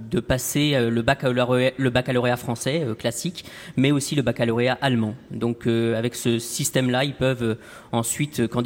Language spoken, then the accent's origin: French; Épinal, Grand Est, France; Oui, je suis euh, d'Épinal, effectivement.